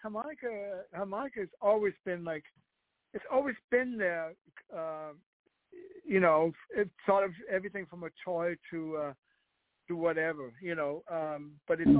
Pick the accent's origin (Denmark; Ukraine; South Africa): Denmark; Copenhagen, Capital Region of Denmark; English is a second language; moved away; I'm born and raised in Denmark, Copenhagen